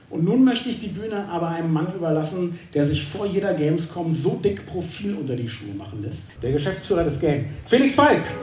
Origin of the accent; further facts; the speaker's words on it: Berlin, Germany; ich komme eigentlich aus Berlin und bin dort Moderator und bin eben heute Gast hier